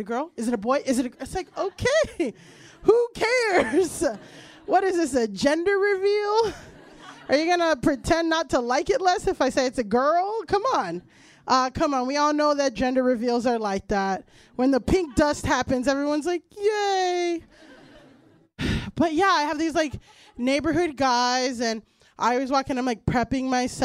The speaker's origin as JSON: {"language": "English", "region": "Florida", "country": "United States", "tie": "born or raised there", "moved": "as an adult", "lives_now": "New York, United States", "said": "I'm from Florida"}